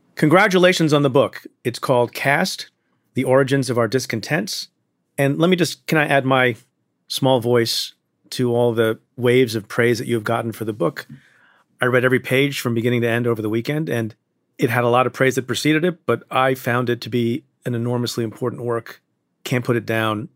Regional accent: India; moved away; I'm Indian. I was born in India

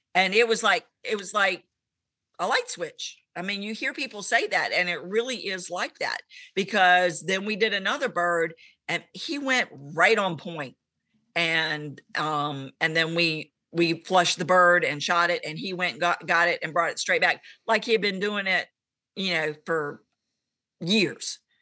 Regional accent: Abingdon, Virginia, United States; I am from Abington, Virginia, which is central Virginia

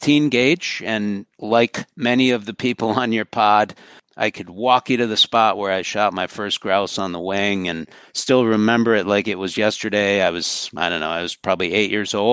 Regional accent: St. Paul, Minnesota, United States; now in Michigan, United States; I grew up right in St. Paul

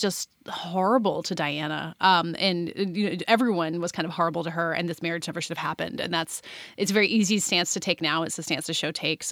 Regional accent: United States

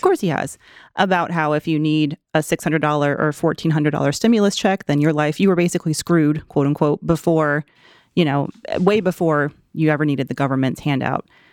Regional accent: the South, United States; I'm from the South

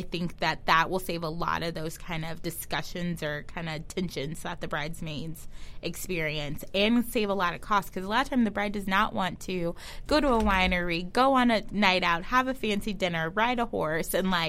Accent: Kansas City, Missouri, United States; I'm from Kansas City

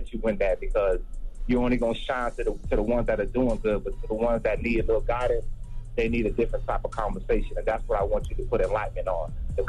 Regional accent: Florida, United States; Like right now I'm in Houston. I've been to Dallas. I've been to San Antonio. I'm from Florida. I've been to New York.

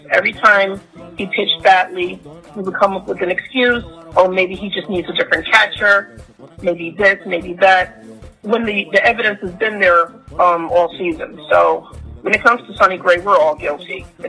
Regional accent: Yonkers, New York, United States; now in Philadelphia, United States; I'm from Yonkers, currently live in Philadelphia.

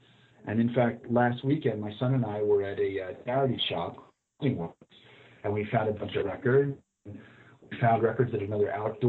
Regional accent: New Jersey, United States; now in New York, United States; Well, I live in New York. I grew up in Jersey, graduated high school in 1986

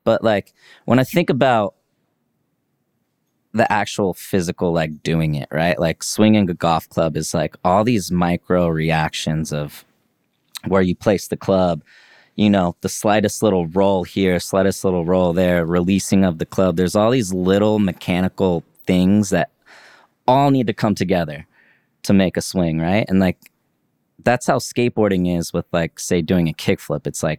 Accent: Leavenworth, Kansas, United States; That's what everybody my age did in my town I grew up in Leavenworth, Kansas, you know?

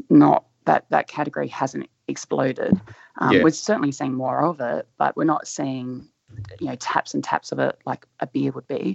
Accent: Adelaide, South Australia, Australia; I vaguely remember growing up in Adelaide

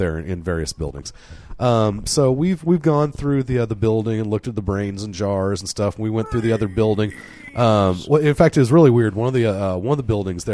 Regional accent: College Town, Oklahoma, United States; we grew up in College Town

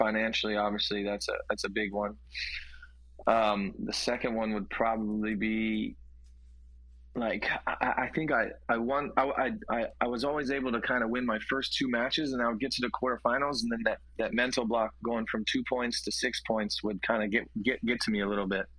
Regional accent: Columbus, Ohio, United States; also born or lived in Cincinnati, Ohio; I grew up in Columbus.

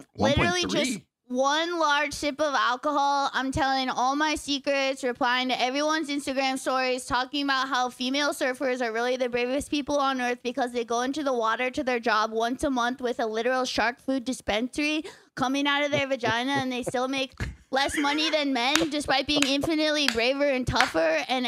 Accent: California, United States; And so I was from Orange County and I was yet to meet a man who had read a book before.

